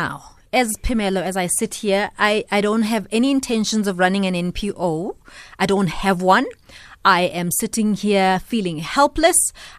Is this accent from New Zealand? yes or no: no; South Africa; What do I do as a South African that feels like I want to be part of the solution?